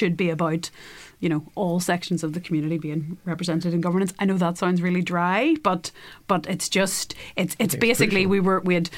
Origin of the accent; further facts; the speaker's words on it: Northern Ireland, United Kingdom; I'm Irish. I'm an Irish nationalist